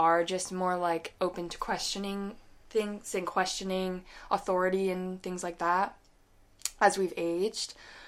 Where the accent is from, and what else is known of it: United States; now in United Kingdom